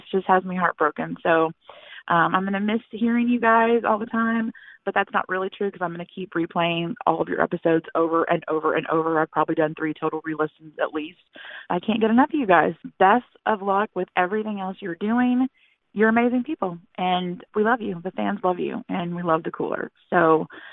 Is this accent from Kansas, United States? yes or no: no; Texas, United States; I'm from Texas